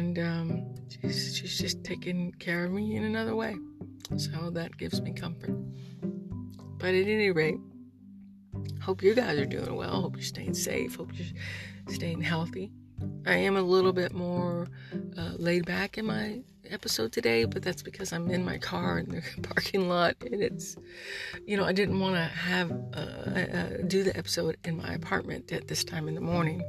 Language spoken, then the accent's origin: English; United States; I'm a veteran. I'm an American